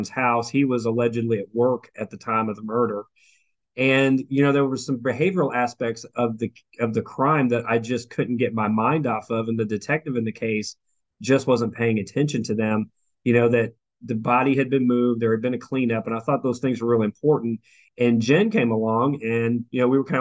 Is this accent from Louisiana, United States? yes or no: no; near Portland, Oregon, United States; now in Arkansas, United States; I'm based in Arkansas, but I actually am from the Northwest. I grew up near Portland